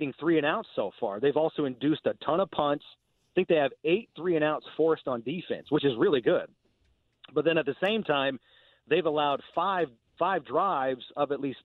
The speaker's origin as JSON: {"language": "English", "town": "Indianapolis", "region": "Indiana", "country": "United States", "tie": "born or raised there", "said": "I'm a kid from Indianapolis, I grew up 15 minutes from Lucas Oil Stadium"}